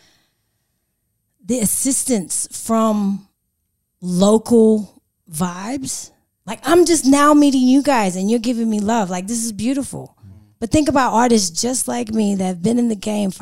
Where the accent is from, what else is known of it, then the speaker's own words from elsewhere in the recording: California, United States; now in Sydney, Australia; this accent, grew up in Cali.